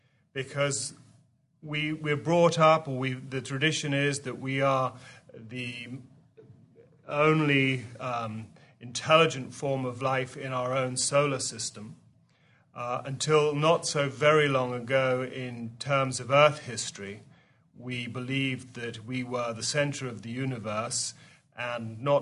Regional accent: England, United Kingdom; You can tell we're both from England, which is where the Aetherius Society was first founded in 1955

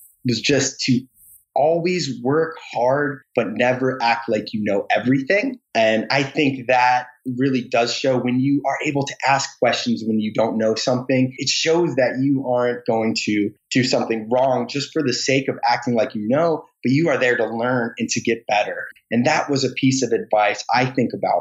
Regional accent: Michigan, United States; moved away; also born or lived in Washington, D.C.; I grew up in the Midwest

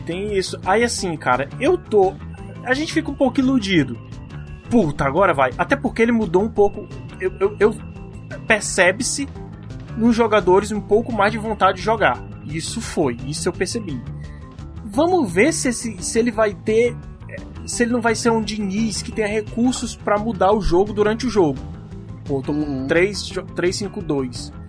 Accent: Northeast Region, Brazil; eu sou do Nordeste

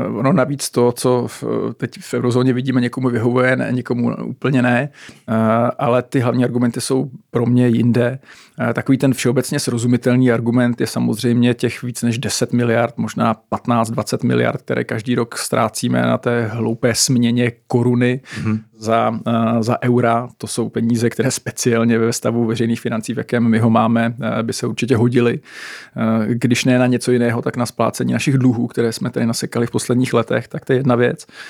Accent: Czechia; jako Češi a Česká republika

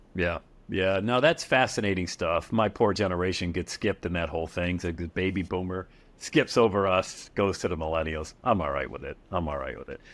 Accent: Bradford, Pennsylvania, United States; Back in my hometown of Bradford, P A, bought a duplex

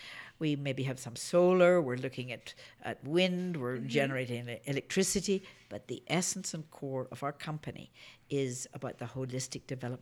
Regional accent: Belfast, Northern Ireland, United Kingdom; now in Denver, United States; I'm from Belfast, and we had a war about that.

